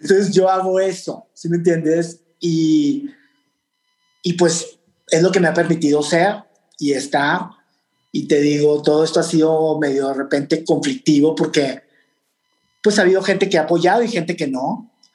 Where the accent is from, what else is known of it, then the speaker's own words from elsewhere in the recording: Torreón, Coahuila, Mexico; moved away as an adult; now in New York, United States; mi formación de haber nacido en en Torreón, de ser como somos los de Torreón o del norte